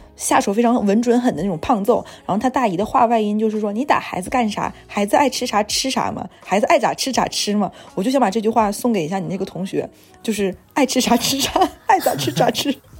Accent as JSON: {"language": "Chinese", "region": "Jilin", "country": "China", "tie": "born or raised there", "moved": "yes", "lives_now": "Shanghai, China", "said": "我在上海和我在吉林"}